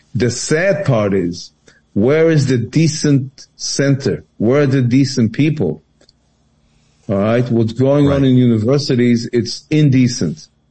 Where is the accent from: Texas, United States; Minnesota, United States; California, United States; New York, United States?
New York, United States; New York City; I grew up in New York City